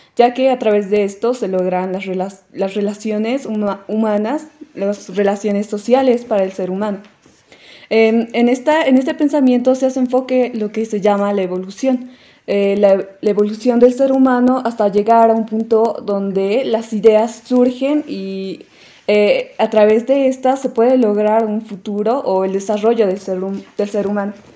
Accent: Paceños, La Paz, Bolivia; nuestra única identidad que tenemos nosotros como paseños

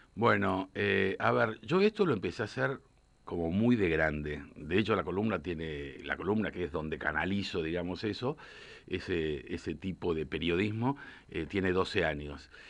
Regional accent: Argentina; como periodista, como argentino

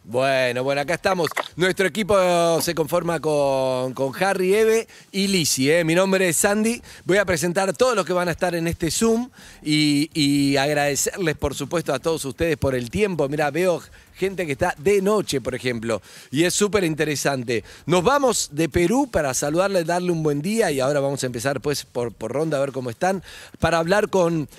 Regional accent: Argentina; como argentinos

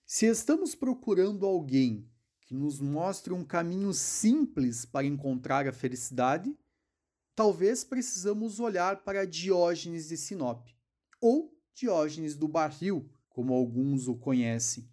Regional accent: Passo Fundo, Rio Grande do Sul, Brazil; eu sou de Passo Fundo

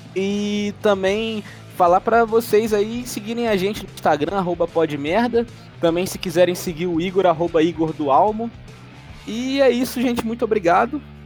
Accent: Brazil; sou brasileiro, tô praticando inglês

